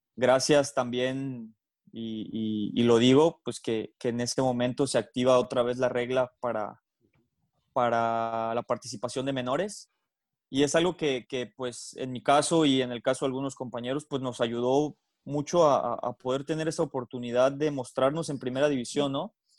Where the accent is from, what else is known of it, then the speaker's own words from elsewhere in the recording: Mexico; nosotros como mexicanos